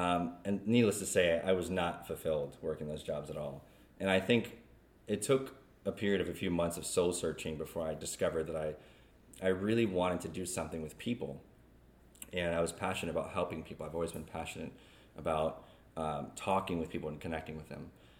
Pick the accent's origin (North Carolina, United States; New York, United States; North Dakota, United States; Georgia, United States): North Carolina, United States; Jacksonville; also born or lived in California, United States / Okinawa, Japan; So I was born in California, lived there for 2 years, moved to Japan, Okinawa, Japan. Lived there for 6 years and then moved to Jacksonville, North Carolina.